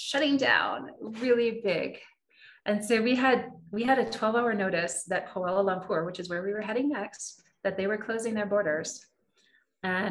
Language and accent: English; United States